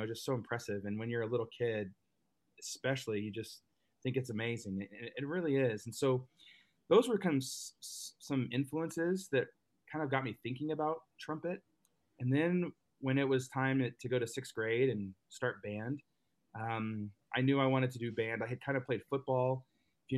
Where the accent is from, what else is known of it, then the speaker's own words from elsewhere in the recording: Dallas, Texas, United States; I grew up in Dallas, Texas